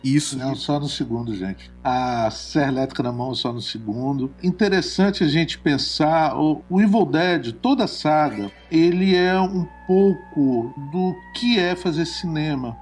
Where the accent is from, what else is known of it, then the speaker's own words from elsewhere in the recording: Guarapari, Espírito Santo, Brazil; sou do Espírito Santo, sou de uma cidade chamada Guarapari e cresci numa aldeia de pescadores.